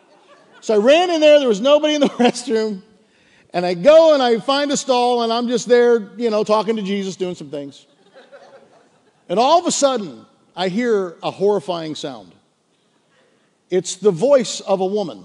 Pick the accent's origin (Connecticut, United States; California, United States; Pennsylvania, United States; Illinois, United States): Pennsylvania, United States; Pittsburgh; moved away as an adult; now in Delaware, United States; I was from Pittsburgh